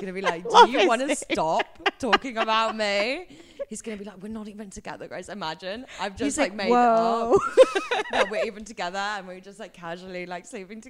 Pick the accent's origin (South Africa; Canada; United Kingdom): United Kingdom; England; I am an English princess who's had everything.